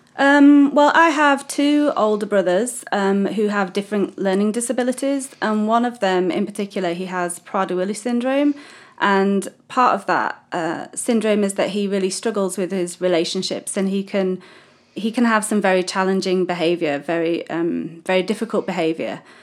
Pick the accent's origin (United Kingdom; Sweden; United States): United Kingdom; moved away as an adult; now in Mozambique; I am British, first start, as you can tell by my wonderful accent